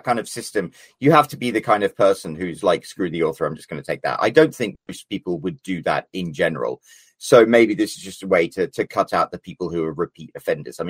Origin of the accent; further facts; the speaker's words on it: Scotland, United Kingdom; I'm Scottish.